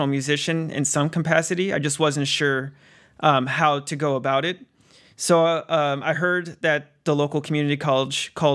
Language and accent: English; San Diego, California, United States; growing up in 90s in San Diego